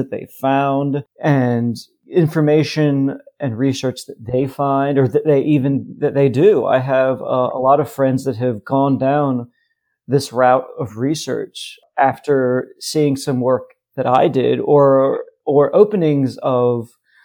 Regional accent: United States; I was an American with absolutely no connection to the region

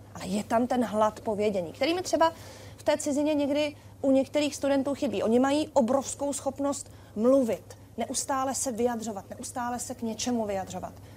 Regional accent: Czechia; nás jako Čechy

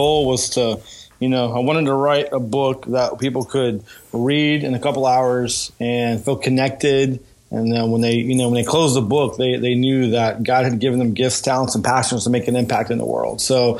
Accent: Northern California, United States; Like I grew up in Northern California. For those who think I was a surfer or something, I was not a surfer. I grew up in the valley where it's 110 degrees in the summertime.

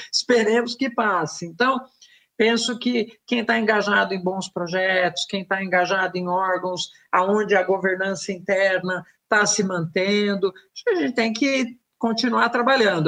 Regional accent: Brazil; also born or lived in São Paulo; Somos brasileiros e vivemos num município.

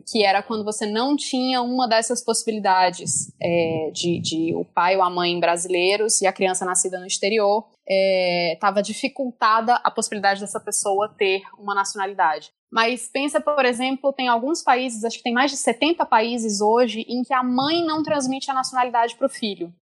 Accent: France; born there; Eu nasci na França, mas nasci de pai e mãe brasileiros.

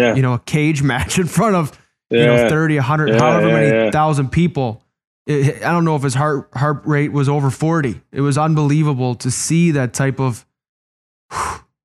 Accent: Chicago, Illinois, United States; in Chicago against my hometown team

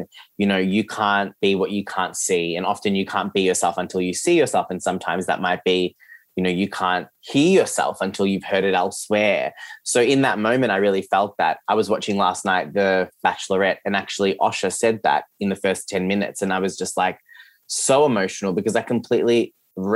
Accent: Geelong, Victoria, Australia; English is a second language; So I grew up in Geelong, which is where I'm recording from today

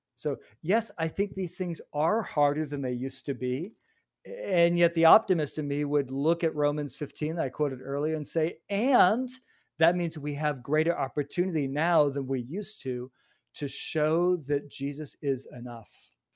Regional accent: Chicago, Illinois, United States; I grew up in Chicago

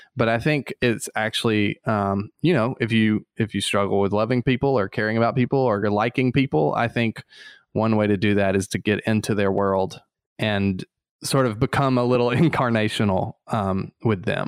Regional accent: Eufaula, Alabama, United States; moved away; Eufaula, Alabama

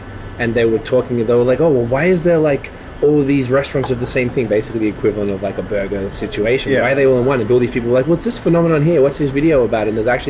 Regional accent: Melbourne, Victoria, Australia; also born or lived in Toronto, Canada; now in Canada; in Australia, I'm from Melbourne

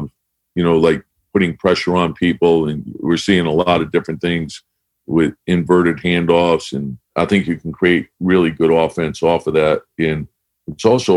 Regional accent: Connecticut, United States; I grew up in Connecticut.

